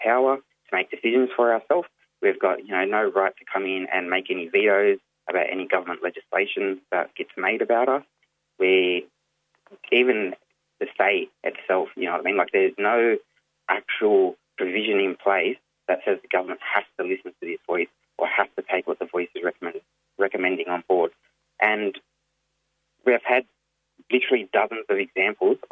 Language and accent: English; Wreck Bay, Jervis Bay Territory, Australia; My home country, up in the UN Nation, my home community at Wreck Bay